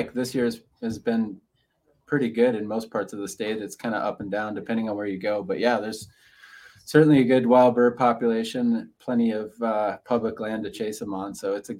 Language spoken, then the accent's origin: English; Minnesota, United States; now in Montana, United States; Grew up hunting with my three brothers in Minnesota. I grew up in the Midwest.